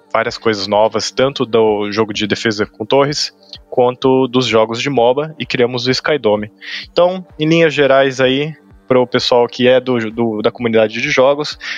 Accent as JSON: {"language": "Portuguese", "country": "Brazil", "said": "é um sobrenome alemão, tá? Mas eu sou brasileiro"}